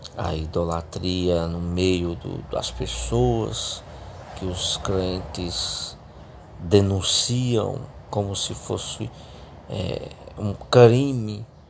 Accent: Fortaleza, Ceará, Brazil; eu sou natural do Ceará, sou cearense, da cidade de Fortaleza.

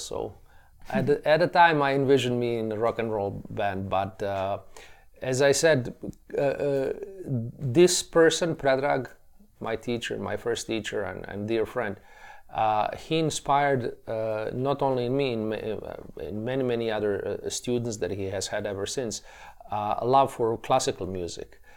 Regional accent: Tuzla, Federation of Bosnia and Herzegovina, Bosnia & Herzegovina; they enrolled me in a, in a music school in my hometown, as you mentioned earlier, of, of, uh, Tuzla, uh, situated in nor-, northeastern

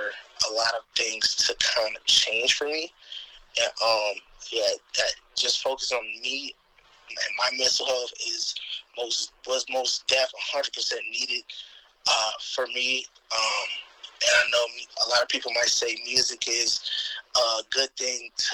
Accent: Chicago, Illinois, United States; I'm from Chicago, Illinois, Southside.

